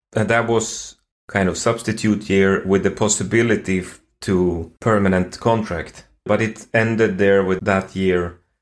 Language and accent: English; Sweden; born or raised there